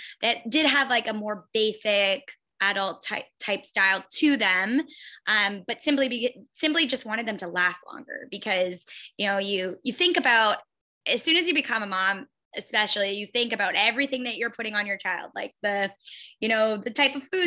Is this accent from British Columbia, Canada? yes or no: no; London, Ontario, Canada; also born or lived in Timmins, Ontario; I'm from London. So we relocated back to my hometown of London